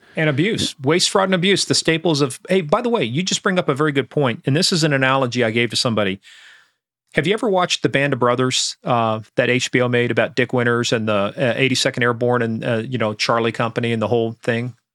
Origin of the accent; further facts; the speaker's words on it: Iran; now in United States; growing up in Iran